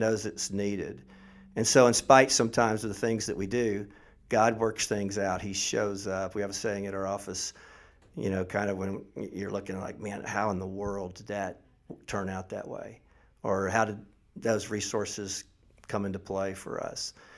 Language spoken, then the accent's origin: English; Mount Dora, Florida, United States; also born or lived in Middle Tennessee; now in Tennessee, United States; I grew up in Mount Dore